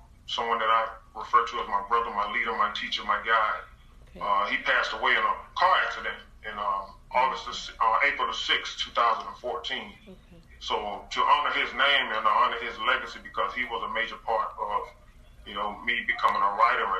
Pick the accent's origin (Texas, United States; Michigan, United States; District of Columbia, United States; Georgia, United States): Georgia, United States; Moultrie; moved away as an adult; I have family in my hometown of Moultrie, Georgia